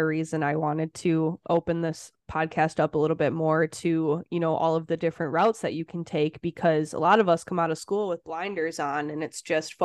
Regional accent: Wisconsin, United States; moved away as an adult; I lived in Wisconsin my whole life. It's all I knew, was being an hour away from my hometown

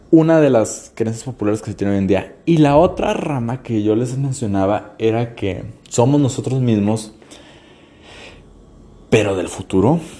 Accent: Mexico; yo soy de México, entonces este, en México tenemos muchas locaciones donde las pinturas rupestres todos alaban a cosas que caen del cielo, dioses.

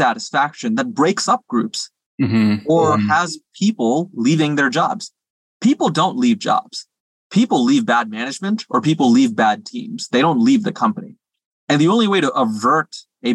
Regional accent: Singapore; moved away; I speak some Mandarin because I grew up in Singapore.

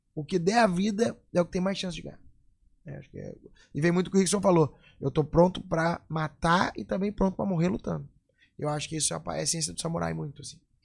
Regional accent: Rio Grande do Sul, Brazil; eu sou gaúcho aqui, já vou dizer, ó. Moro no Rio Grande do Sul

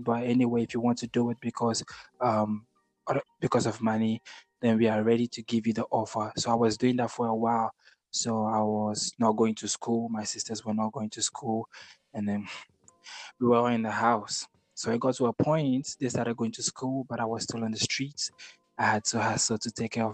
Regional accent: Accra, Greater Accra, Ghana; also born or lived in Tema / Kumasi; I'm born and raised in Ghana, you know, Accra to be precise, the capital city of Ghana

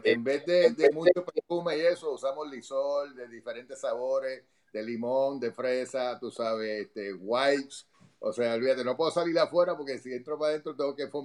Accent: Puerto Rico; Yo, soy boricua, soy. Yo necesito mi arroz, habichuela, con lo que sea.

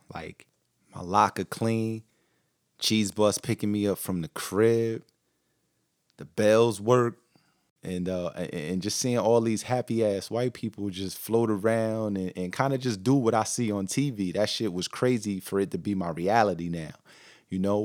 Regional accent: Newark, New Jersey, United States; also born or lived in Brooklyn, New York; I was born in Newark, New Jersey, um, but we lived in Brooklyn, New York

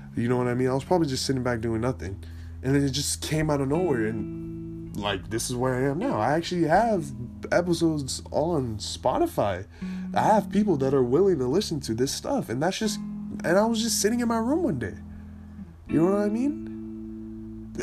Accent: California, United States; I am from California

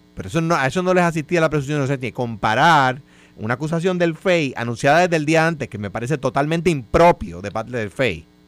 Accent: Guaynabo, Puerto Rico; Yo soy residente de Guaynabo

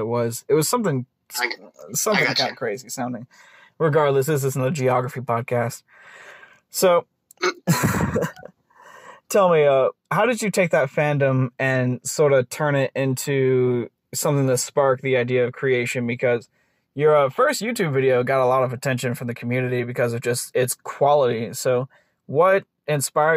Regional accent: the South, United States; I was from the South

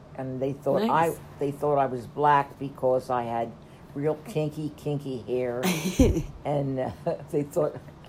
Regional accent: Wilmington, Delaware, United States; I grew up in the city of Wilmington, Delaware.

